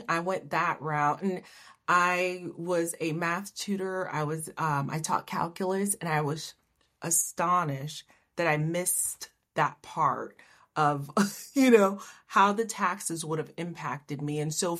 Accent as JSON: {"language": "English", "country": "Haiti", "also_born_or_lived": "Miami", "moved": "yes", "said": "I'm from Haiti"}